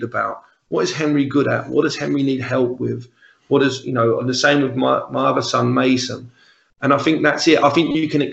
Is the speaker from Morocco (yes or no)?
no; London, United Kingdom; accent: Cockney; moved away as an adult; now in Glasgow, United Kingdom; I'm the Cockney, I'm the resident Cockney from the other end of the country